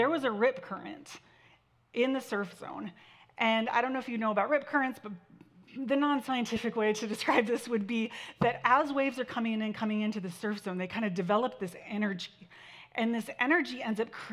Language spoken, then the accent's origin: English; Santa Barbara, California, United States; My brother and I we grew up in Santa Barbara